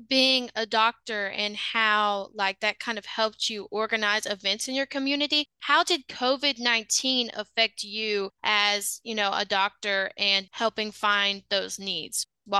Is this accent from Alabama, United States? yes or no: no; Vicksburg, Mississippi, United States; my hometown, Vicksburg, Mississippi